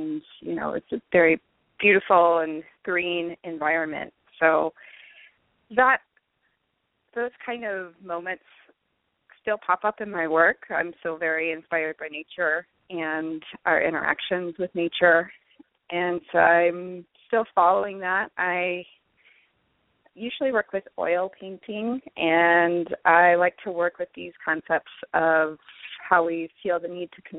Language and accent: English; Long Beach, California, United States; So I grew up in Long Beach, California, which is a very creative city in my eyes